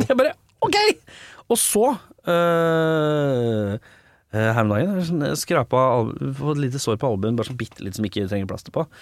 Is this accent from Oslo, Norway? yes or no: yes; Oslo, Norway; Både mine 19 første år er på Lambertseter